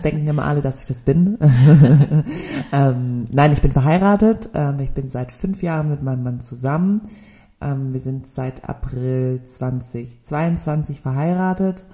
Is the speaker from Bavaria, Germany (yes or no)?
no; Stuttgart, Baden-Württemberg, Germany; also born or lived in Nürtingen / Tübingen; bin hier in Stuttgart geboren